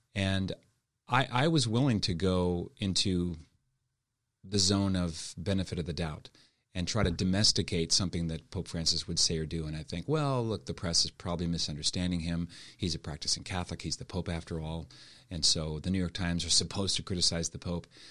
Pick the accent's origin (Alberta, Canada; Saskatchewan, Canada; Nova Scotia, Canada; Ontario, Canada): Nova Scotia, Canada; Halifax; moved away as an adult; also born or lived in Montreal / Toronto / Ottawa / Steubenville; I was born and raised in Halifax